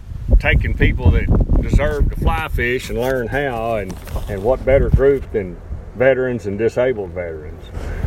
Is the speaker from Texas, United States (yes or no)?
yes; Hamilton County, Texas, United States; I'm from Hamilton County, and I take veterans fishing.